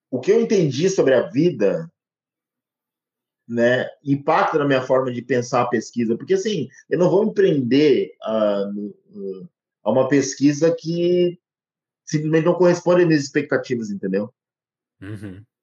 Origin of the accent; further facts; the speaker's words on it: Rio Pardo, Rio Grande do Sul, Brazil; born there; now in Cravinhos, Brazil; Eu nasci no Rio Grande do Sul, aqui em Rio Pardo, que é uma cidade histórica, que vem decaindo a população desde os anos 80.